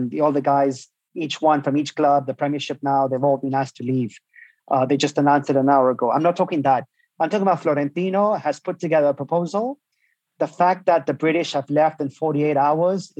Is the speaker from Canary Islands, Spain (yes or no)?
yes; Las Palmas, Canary Islands, Spain; now in Santiago, Chile; I'm from Las Palmas